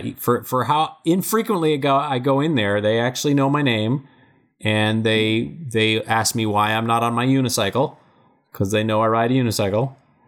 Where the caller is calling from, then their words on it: Virginia, United States; Hi, I'm calling from Virginia.